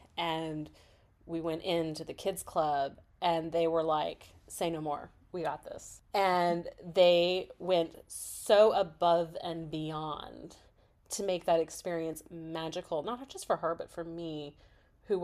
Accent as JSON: {"language": "English", "region": "Kansas", "country": "United States", "tie": "born or raised there", "moved": "yes", "said": "I grew up in Kansas."}